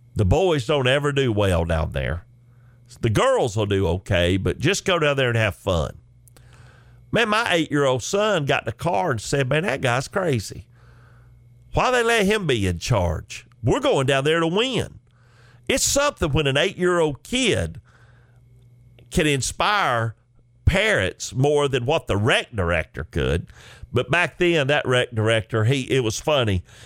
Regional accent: Chickamauga, Georgia, United States; a young boy growing up in Chickamauga, Georgia

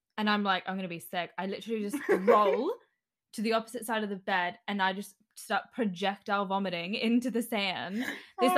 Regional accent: Brisbane, Queensland, Australia; I'm from Brisbane

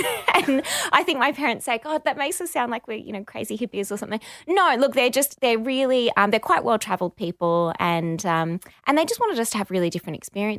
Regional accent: Fiji; also born or lived in Barossa Valley, Australia; I was born in the Barossa Valley. And then when I was about 7, I moved to Fiji and grew up there. So I went to international school.

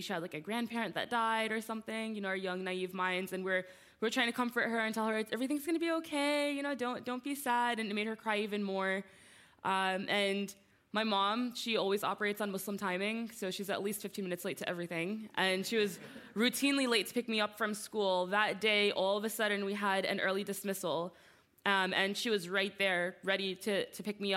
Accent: New Jersey, United States; I was born and raised in New Jersey

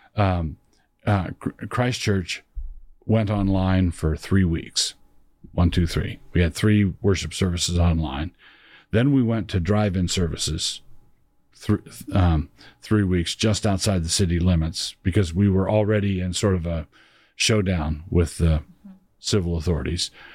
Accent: Annapolis, Maryland, United States; I grew up in Annapolis, Maryland. That was my hometown

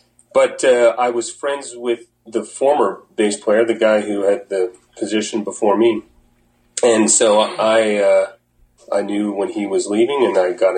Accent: Prince Edward Island, Canada; now in Halifax, Canada; I'm from Prince Edward Island. I've been in Halifax for almost 6 years.

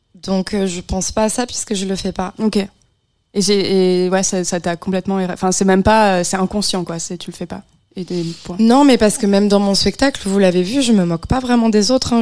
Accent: Beaujolais, Auvergne-Rhône-Alpes, France; moved away; je viens de la campagne profonde, mm. profonde, hein, du, du, milieu du Beaujolais

